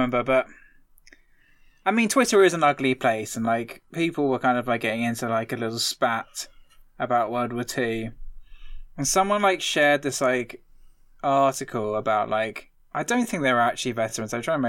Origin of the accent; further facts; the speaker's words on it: East of England, United Kingdom; I'm obviously from Essex, so I like hearing that little, like, that thing.